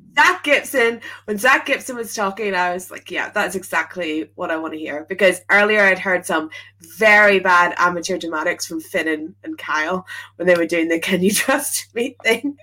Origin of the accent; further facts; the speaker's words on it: Belfast, Northern Ireland, United Kingdom; moved away as an adult; now in London, United Kingdom; I moved to Belfast or moved from Belfast to London um at like university time.